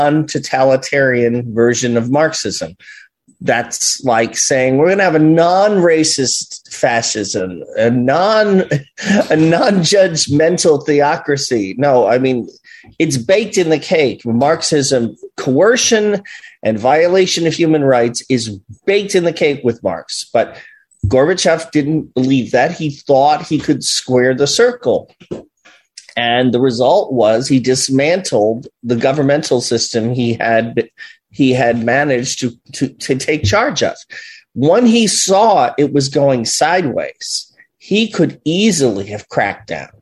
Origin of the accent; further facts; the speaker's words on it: New York, United States; I lived in New York, you know, which was a prime target